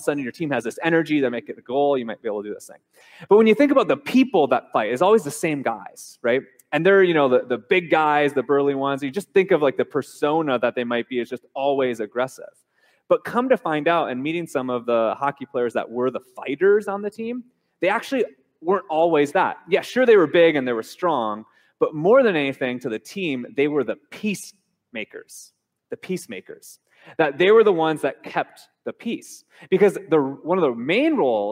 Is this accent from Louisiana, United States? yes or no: no; Minnesota, United States; now in Hawaii, United States; I grew up in Minnesota, the state of hockey